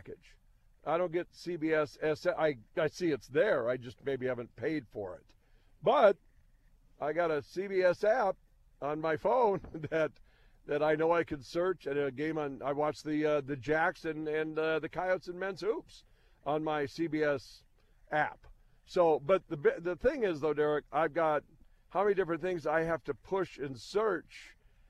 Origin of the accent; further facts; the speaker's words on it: Williston, North Dakota, United States; when I was young, growing up in Williston